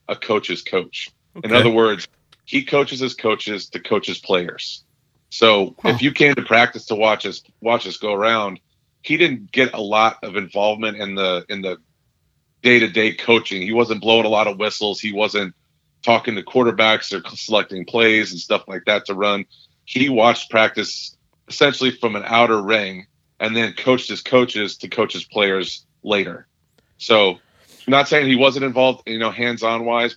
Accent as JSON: {"language": "English", "region": "Kansas", "country": "United States", "tie": "born or raised there", "said": "growing up in Kansas"}